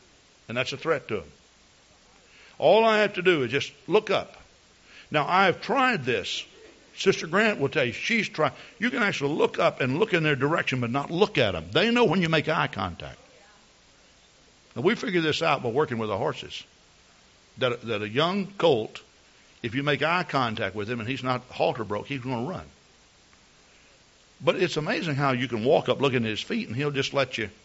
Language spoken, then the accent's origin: English; Texas, United States; moved away; I come from Texas